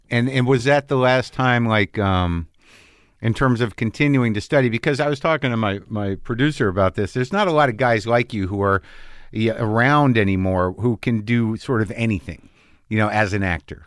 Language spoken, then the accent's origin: English; New Mexico, United States; I grew up in New Mexico, but it's definitely not Texas.